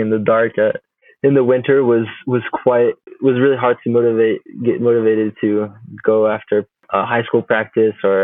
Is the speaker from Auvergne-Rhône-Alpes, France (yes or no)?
yes; Chamonix, Auvergne-Rhône-Alpes, France; also born or lived in Juneau, Alaska, United States; I did move back to France like right after I was born, so I did not spend much time as a kid in the U.S. Grew up in Chamonix in the Alps